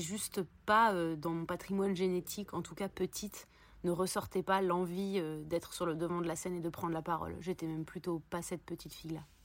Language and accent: French; Paris, Île-de-France, France; j'ai grandi à Paris